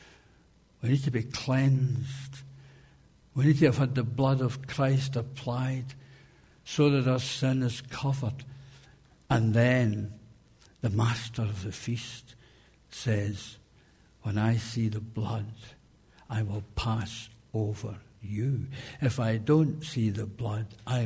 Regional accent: Scotland, United Kingdom; as a Scottish person

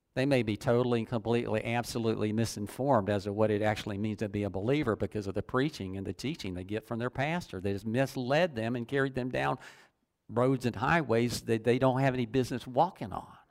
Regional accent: United States; also born or lived in Dunnellon, Florida

